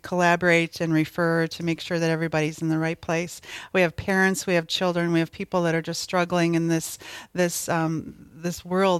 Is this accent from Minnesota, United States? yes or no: yes; Thief River Falls, Minnesota, United States; moved away as an adult; now in Fargo, United States; I'm born and raised in Thief River Falls, Minnesota